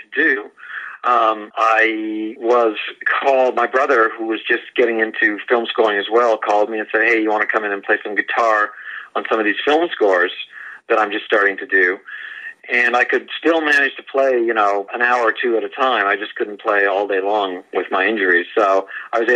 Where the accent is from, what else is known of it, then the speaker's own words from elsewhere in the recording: Canada; moved away; I was born in Canada